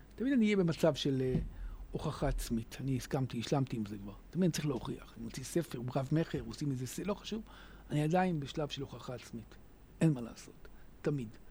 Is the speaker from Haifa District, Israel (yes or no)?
yes; Hadera, Haifa District, Israel; אז אני הגעתי מהשכונה בחדרה